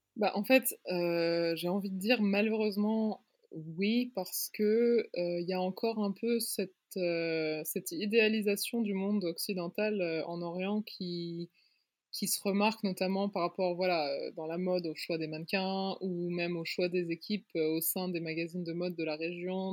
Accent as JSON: {"language": "French", "country": "Luxembourg", "tie": "born or raised there", "also_born_or_lived": "Paris, France / New York, United States / London, United Kingdom / Beirut, Lebanon", "moved": "as an adult", "said": "je suis née, j'ai grandi au Luxembourg et je m'identifie quand même comme luxembourgeoise"}